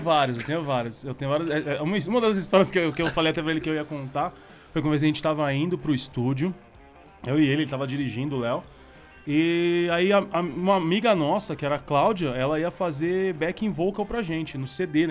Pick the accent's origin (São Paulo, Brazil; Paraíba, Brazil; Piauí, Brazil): São Paulo, Brazil; eu sou do, da Zona Leste de São Paulo, cidade Tiradentes